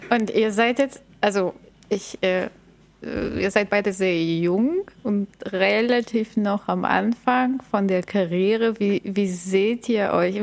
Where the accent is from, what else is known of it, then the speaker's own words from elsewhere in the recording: Bulgaria; now in Germany; ich komme aus Bulgarien